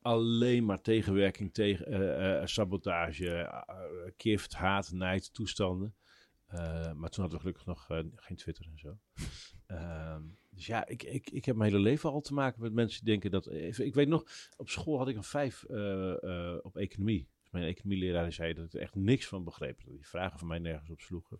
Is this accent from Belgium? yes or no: no; Drenthe, Netherlands; ik ben opgegroeid in Drenthe in de buurt van het grootste hunebed